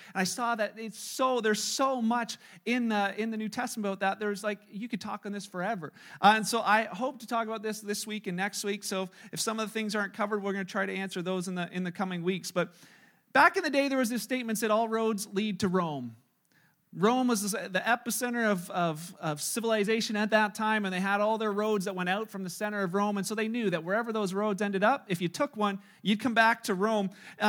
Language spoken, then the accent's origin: English; Canada; with you know, being Canadian, where there's a freedom of religion and there's a freedom to be in this country